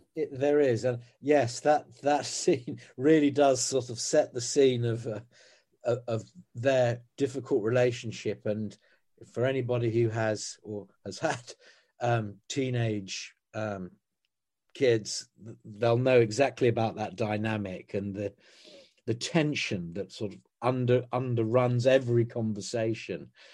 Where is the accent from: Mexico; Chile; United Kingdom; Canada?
United Kingdom; as British people on this island